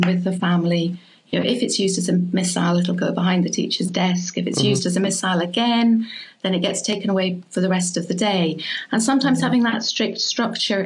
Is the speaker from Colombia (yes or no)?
no; Scotland, United Kingdom; moved away; I was brought up in Scotland